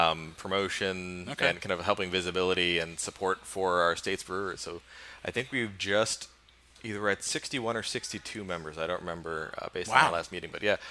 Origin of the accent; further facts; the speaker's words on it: Midwest, United States; I grew up in the Midwest.